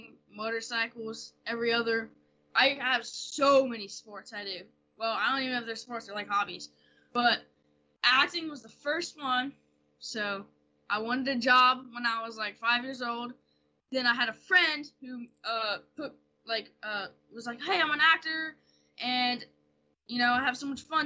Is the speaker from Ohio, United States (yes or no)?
no; New Orleans, Louisiana, United States; accent: Louisiana; I'm from New Orleans